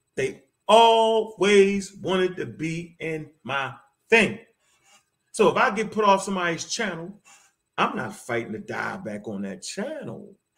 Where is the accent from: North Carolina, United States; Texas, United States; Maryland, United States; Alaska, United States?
Maryland, United States; Baltimore; I come straight from Baltimore. I come straight off the street